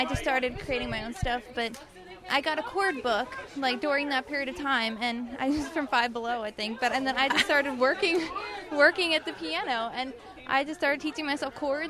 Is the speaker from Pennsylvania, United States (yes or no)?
yes; Canonsburg, Pennsylvania, United States; I'm from Cannonsburg, but I perform a lot locally in Pittsburgh.